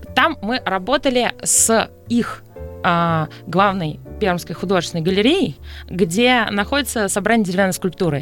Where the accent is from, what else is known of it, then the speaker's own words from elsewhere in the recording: Sevastopol, Crimea, Ukraine; moved away as an adult; now in Moscow, Russia; я выросла в Севастополе